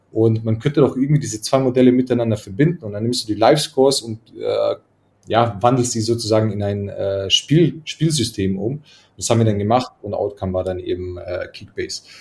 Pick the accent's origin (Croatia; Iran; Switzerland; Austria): Croatia; now in Munich, Germany; Äh, ich komme ursprünglich, komme ich eigentlich aus Kroatien.